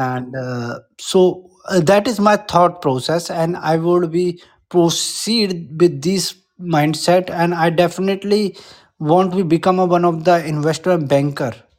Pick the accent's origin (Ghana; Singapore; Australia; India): India; English is a second language; I'm Indian